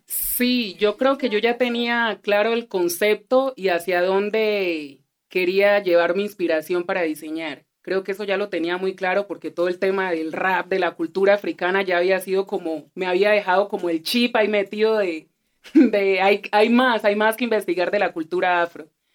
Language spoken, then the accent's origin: Spanish; Colombia; aunque nací en Colombia, hablo español, soy de acá